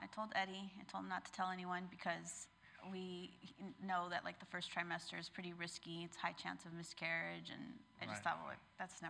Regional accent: Riverside, California, United States; moved away as an adult; now in Los Angeles, United States; Well, I grew up in Riverside, but went to UCLA, and ever since then just stayed in LA.

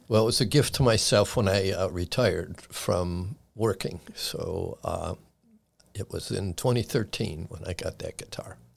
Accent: Chicago, Illinois, United States; moved away as an adult; now in Frederick County, United States; I was born and raised in Chicago and was there until nineteen eighty-five when I moved out here.

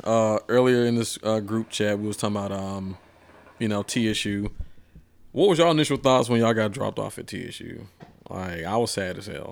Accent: Atlanta, Georgia, United States; moved away as an adult; I'm from Atlanta

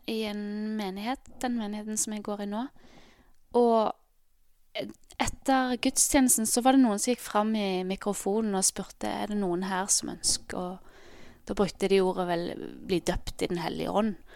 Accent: Ålgård, Rogaland, Norway; now in Bergen, Norway; Eh, men jeg er egentlig fra Ålgård, som er ja, halvtimes tid ut Stavanger.

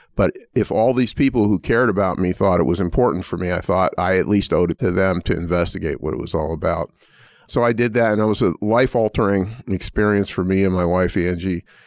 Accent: Pittsburgh, Pennsylvania, United States; born or raised there; now in Indiana, United States

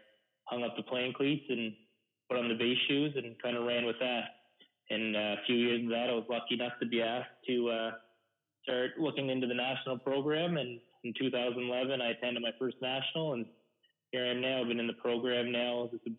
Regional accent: Newcastle, New Brunswick, Canada; also born or lived in Moncton, New Brunswick; I was born in Newcastle, New Brunswick, where me and you first met playing mosquito ball together. So, you know, I grew up just playing in the Newcastle and Chatham minor ball systems from mosquito to junior.

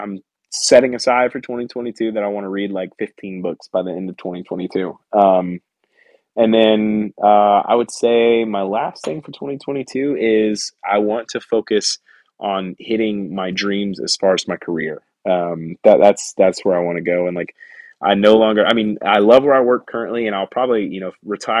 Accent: Pensacola, Florida, United States; get out from my hometown, man. I've spent 28 years in Pensacola

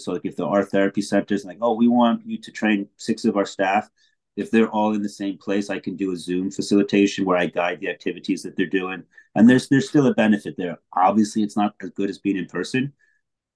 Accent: Plainfield, United States; moved away; I was born in Plainfield.

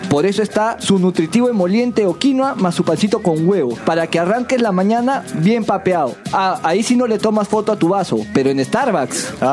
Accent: Peru; como somos peruanos

